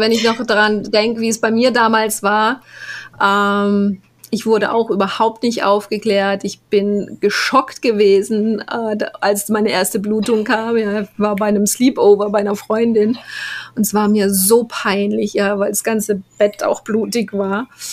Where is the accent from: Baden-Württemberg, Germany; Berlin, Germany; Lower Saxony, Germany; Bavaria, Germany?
Baden-Württemberg, Germany; Black Forest; moved away as an adult; now in Panama; ich bin im Schwarzwald groß geworden